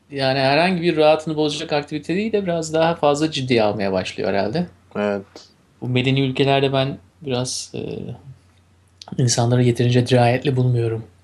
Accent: Turkey; Güzelim Türkiye ile evet başlayalım. Memleketimle.

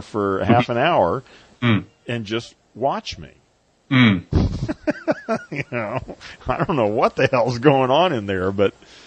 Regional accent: United States; I was brought up in America

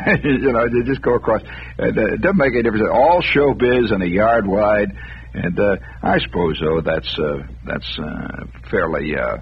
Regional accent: United States; I'm an American

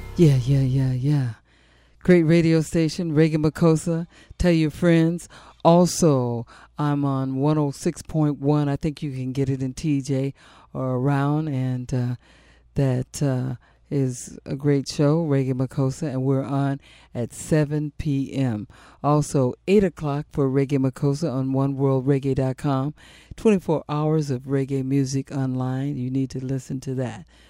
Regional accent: San Diego, California, United States; I grew up here in San Diego, in Barrio Logan.

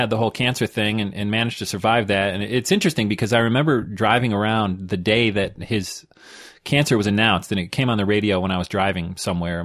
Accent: New York, United States; I'm from New York

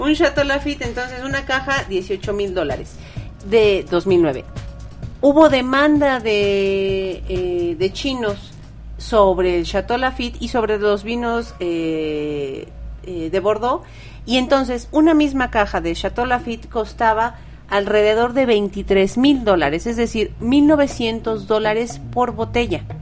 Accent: Mexico; un país como México, donde no consumimos tanto

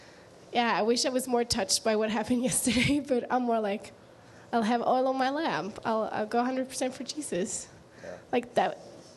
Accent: Norway; moved away; I think I'm from Norway, which is so far away from here

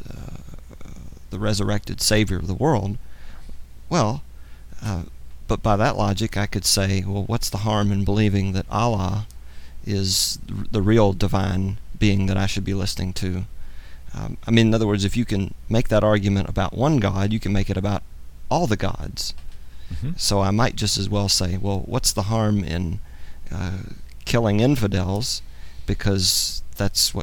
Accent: United States; I happen to have been born in the United States

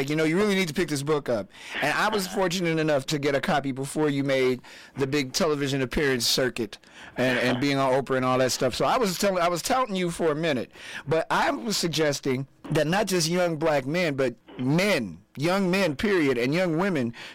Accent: Midwest, United States; I'm a Midwesterner

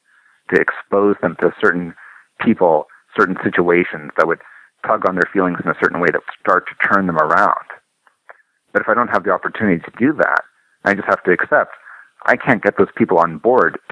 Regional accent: Canada; I'm a Canadian

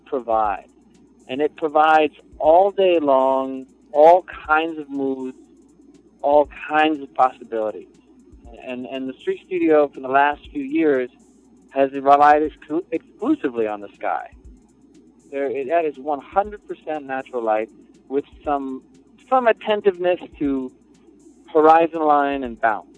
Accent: New York City, New York, United States; I'm a New Yorker, born and for the most part bred, with a little suburban spice

